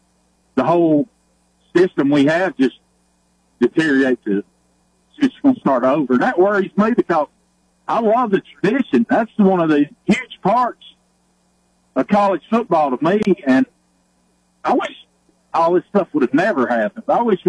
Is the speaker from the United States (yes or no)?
yes; Nebraska, United States; also born or lived in Oklahoma; And I, like you were saying, I grew up in Nebraska and Oklahoma.